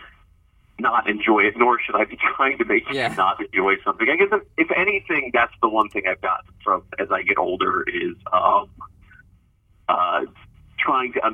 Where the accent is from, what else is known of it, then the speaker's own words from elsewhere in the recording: Columbus, Ohio, United States; moved away; also born or lived in Cincinnati, Ohio; I grew up outside of Columbus